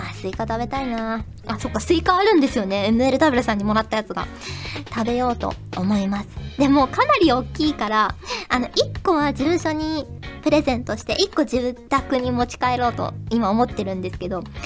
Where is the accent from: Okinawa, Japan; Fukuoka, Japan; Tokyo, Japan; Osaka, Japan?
Fukuoka, Japan; 私も福岡出身だった